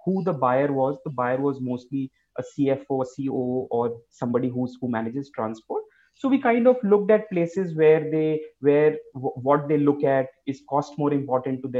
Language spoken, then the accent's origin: English; India; as an Indian